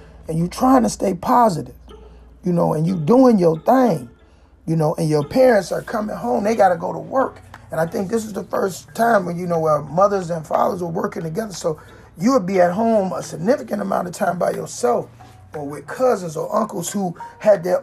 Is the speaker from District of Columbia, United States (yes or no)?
yes; Washington, District of Columbia, United States; I grew up in Chocolate City